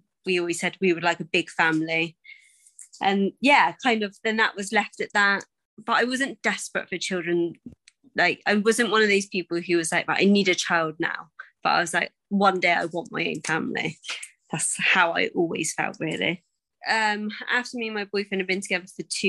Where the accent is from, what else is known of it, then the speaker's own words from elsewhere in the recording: Bath, South West England, United Kingdom; I'm originally from Bath